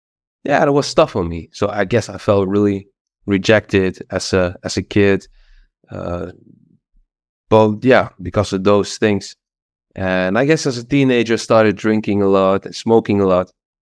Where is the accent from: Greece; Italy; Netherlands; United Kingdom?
Netherlands; east of the Netherlands; English is a second language; Well, actually, I grew up in the Netherlands. I'm Dutch, in the east of the Netherlands.